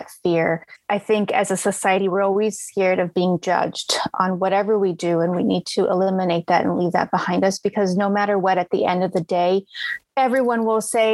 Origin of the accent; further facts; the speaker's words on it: Arizona, United States; I grew up in Arizona